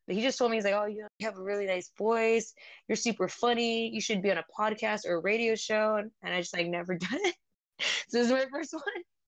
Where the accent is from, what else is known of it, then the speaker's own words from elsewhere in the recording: San Jose, California, United States; I'm a model from San Jose, California, and I'm half Vietnamese and Filipino